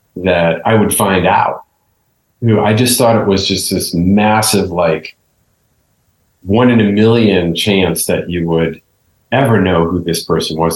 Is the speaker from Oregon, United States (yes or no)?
no; New York, United States; I was born in Bronx Hospital